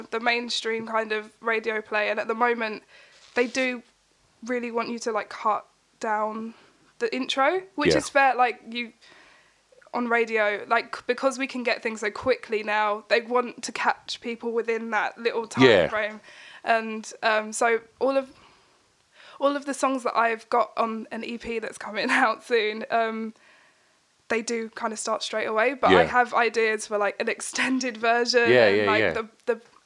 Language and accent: English; Basildon, East of England, United Kingdom; also born or lived in Stanford-le-Hope / Corringham; I was born in Basildon